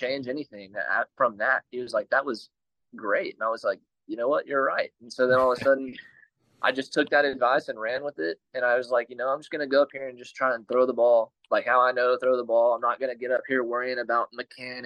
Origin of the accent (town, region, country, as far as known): Texas, United States; born or raised there